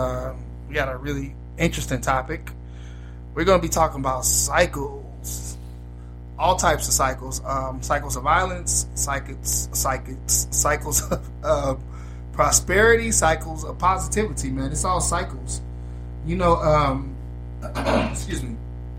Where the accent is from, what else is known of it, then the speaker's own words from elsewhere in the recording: Chicago, Illinois, United States; I'm from Chicago